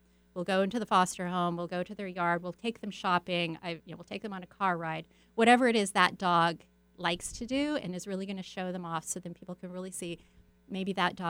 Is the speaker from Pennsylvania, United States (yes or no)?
no; California, United States; also born or lived in Arizona; I grew up in multiple places, primarily Southern California and in Arizona.